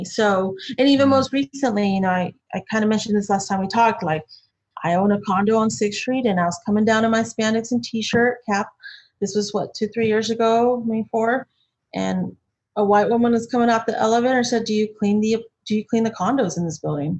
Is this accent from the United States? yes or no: yes; Austin, Texas, United States; growing up in Texas, in Austin specifically